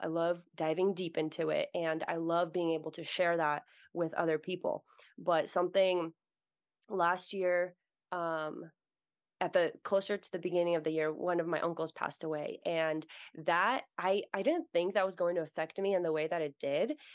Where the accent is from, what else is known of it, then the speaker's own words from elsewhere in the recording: United States; also born or lived in Russia; I was born in Russia, and I grew up in America, so I'm Russian American